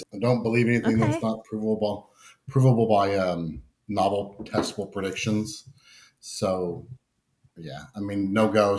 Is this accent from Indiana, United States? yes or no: yes; Indiana, United States; also born or lived in California; we moved to Indiana from California at my ripe age of 11 years old.